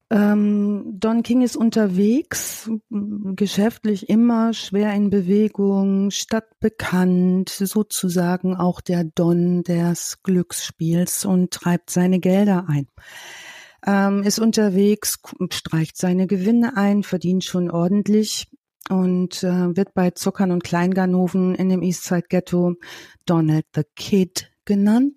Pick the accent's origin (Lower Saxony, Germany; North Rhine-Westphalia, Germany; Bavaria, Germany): North Rhine-Westphalia, Germany; Ruhr area; bei uns im Ruhrgebiet